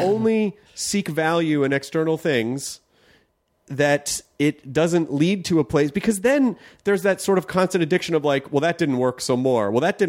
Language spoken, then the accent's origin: English; the South, United States; And you know, like I grew up in the South